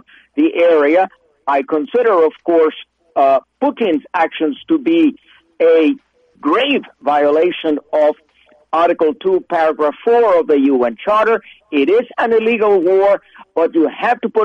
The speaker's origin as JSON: {"language": "English", "country": "United States", "moved": "yes", "lives_now": "Switzerland", "said": "I live in Switzerland, although I'm an American citizen"}